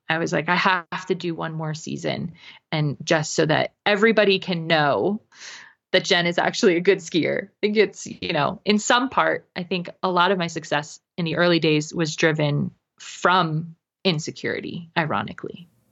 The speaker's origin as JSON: {"language": "English", "region": "New England", "country": "United States", "tie": "born or raised there", "also_born_or_lived": "Connecticut / Vermont", "moved": "yes", "lives_now": "Utah, United States", "said": "So that's where I live currently, but I was, I was raised in New England between Connecticut and Vermont."}